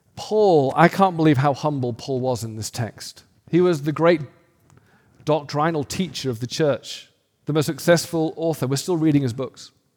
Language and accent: English; United Kingdom; now in United States; I'm an American, but a new one. And so I've got this cultural British thing going on